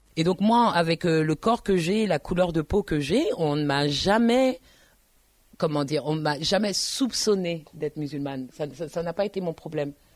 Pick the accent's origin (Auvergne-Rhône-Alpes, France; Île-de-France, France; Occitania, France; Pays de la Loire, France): Île-de-France, France; Paris; also born or lived in Tours; je suis parisienne